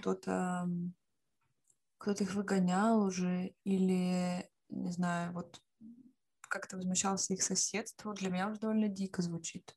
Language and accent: Russian; Siberia, Russia; moved away; also born or lived in Finland; я еще из Сибири